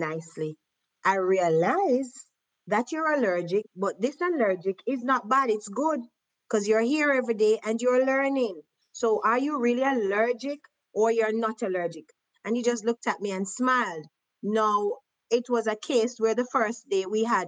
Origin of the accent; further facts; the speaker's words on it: Jamaica; moved away; I am a Jamaican in bone and in flesh.